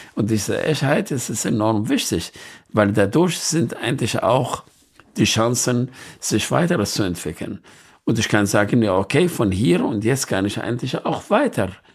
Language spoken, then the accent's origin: German; Nineveh, Iraq; ich bin in Nineveh geboren